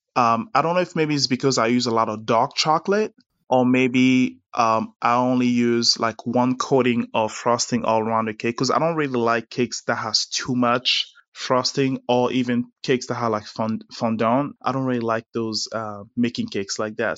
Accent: Las Vegas, Nevada, United States; moved away; also born or lived in Abidjan, Côte d'Ivoire / Richmond; when I grew up in Vegas

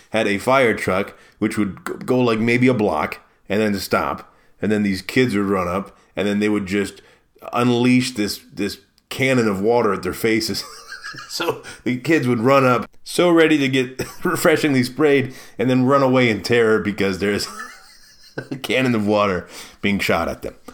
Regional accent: Maryland, United States; now in Milwaukee, United States; See, I came from the East Coast, right? I came from Maryland, and when you're in Maryland, you have the Bay and you have the Atlantic Ocean.

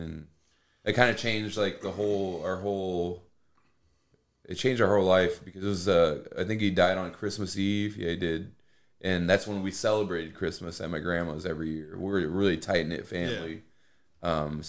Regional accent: Plymouth, Indiana, United States; I mean, I'm from Plymouth, you know, born and raised.

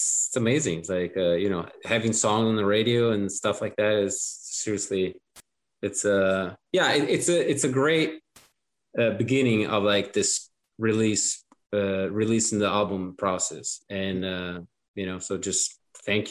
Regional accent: Italy; English is a second language; moved away; born and raised in Italy, I watched it in Italian

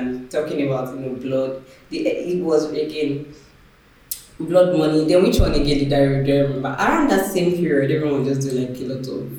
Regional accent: Akure, Ondo, Nigeria; I grew up in Akure, and Akure had one cinema then.

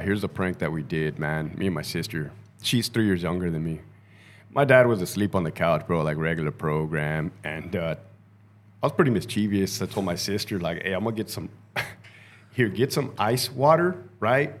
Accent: Brawley, California, United States; I grew up in Brawley, California, which is Southern Ca-, right there by Mexicali

